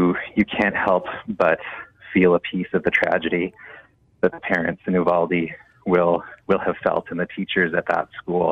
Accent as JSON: {"language": "English", "country": "Canada", "said": "as a Canadian teacher"}